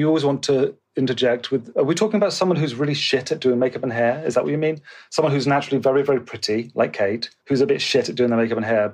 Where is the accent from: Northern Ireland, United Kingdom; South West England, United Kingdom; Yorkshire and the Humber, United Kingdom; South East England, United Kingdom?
South West England, United Kingdom; Bristol; moved away as an adult; also born or lived in London; stuff I'd done in Bristol, which is my hometown.